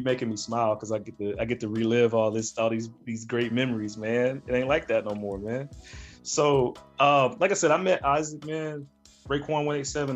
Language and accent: English; Birmingham, Alabama, United States; I'm from Birmingham, you know, I'm from Bama